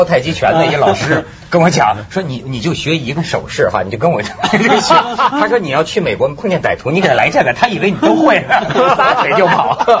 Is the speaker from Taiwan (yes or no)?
no; China; 向西方发出咱们中国人